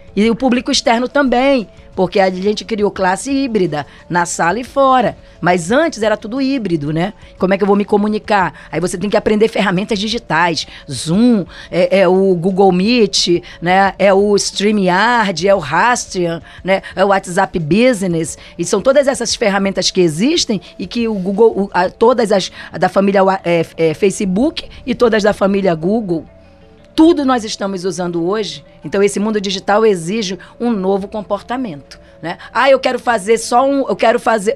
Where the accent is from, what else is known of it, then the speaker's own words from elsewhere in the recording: Brazil; sou brasileira